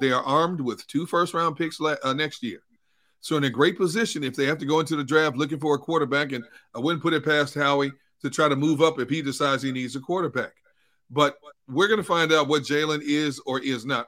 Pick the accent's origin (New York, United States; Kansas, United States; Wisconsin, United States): Wisconsin, United States; Milwaukee; now in Philadelphia, United States; I grew up in Milwaukee, and the closest White Castle we had was in Chicago